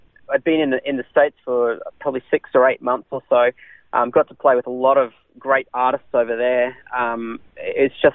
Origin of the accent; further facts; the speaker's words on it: Brisbane, Queensland, Australia; also born or lived in Redcliffe / America; now in Sunshine Coast, Australia; I was born in Redcliffe, so I was raised on the north side of Brisbane in a little place called Banyo.